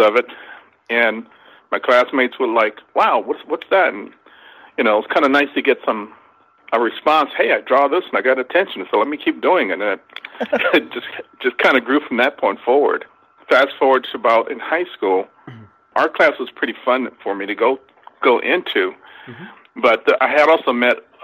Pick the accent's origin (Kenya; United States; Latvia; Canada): United States; Los Angeles, California; I grew up in South Central Los Angeles